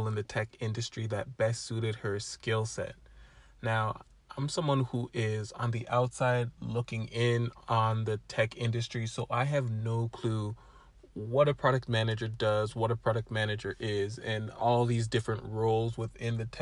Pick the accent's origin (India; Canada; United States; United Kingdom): Canada; I'm Canadian